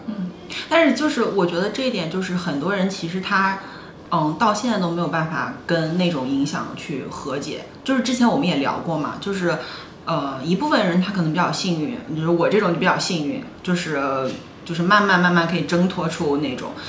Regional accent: Northeast China, China; now in Shanghai, China; 我每年冬天，过完春节从， 从东北回上海

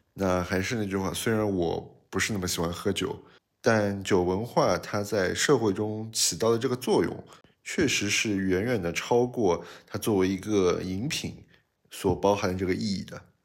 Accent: China; 我们中国人还是一个比较含蓄

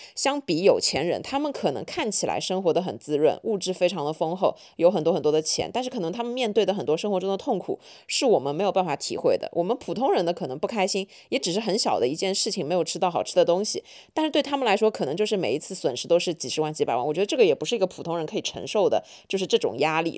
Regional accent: Shanghai, China; 虽然我是土生土长的上海人，但是我身边所有的朋友都觉得我不像上海人，或者说我不是一个特别上海话的上海人

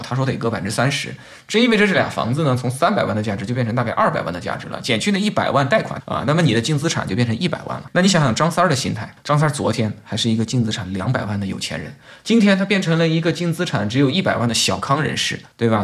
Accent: Xiaochi, Hubei, China; now in Hainan, China; 我在书店上呢是湖北人嘛，然后我的家乡呢是湖北黄冈地区，那边有一个镇叫小池镇，属于黄梅县

